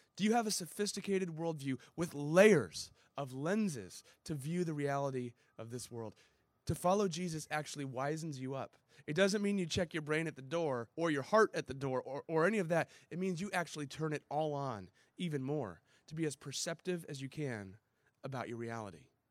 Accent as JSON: {"language": "English", "town": "San Diego", "region": "California", "country": "United States", "tie": "born or raised there", "also_born_or_lived": "Chicago", "said": "I grew up in Ocean Beach right here"}